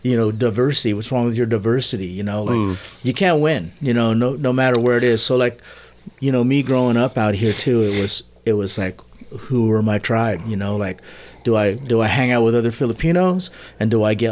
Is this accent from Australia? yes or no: no; United States; we grew up here in the States.